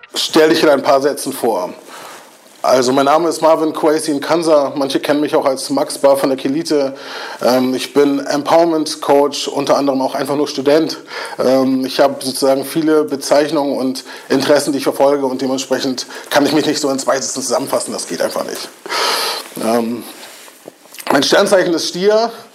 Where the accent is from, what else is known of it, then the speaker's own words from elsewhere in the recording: Kiel, Schleswig-Holstein, Germany; ich bin auch Kieler und ich kenne die Strukturen in Kiel und ich weiß, was mir als Jugendlichen gefehlt hat.